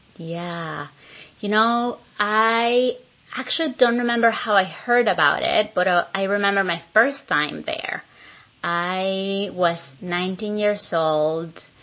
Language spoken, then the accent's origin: English; Venezuela; moved away as an adult; now in San Francisco, United States; I am an immigrant from Venezuela who's been living in San Francisco for the past 19 years.